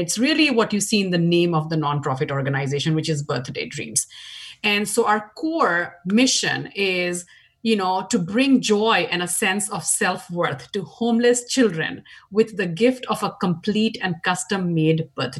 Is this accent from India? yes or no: yes; India; moved away as an adult; now in Washington, United States; as you can tell from my accent, I grew up in India. 20 years of my life was spent in India